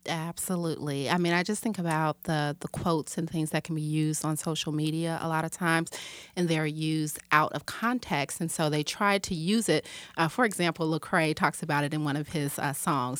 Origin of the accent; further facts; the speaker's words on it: Chicago, Illinois, United States; I'm from Chicago, Illinois